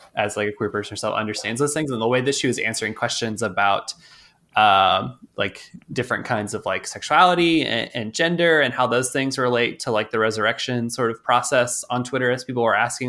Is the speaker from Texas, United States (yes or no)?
yes; Texas, United States; I'm from Texas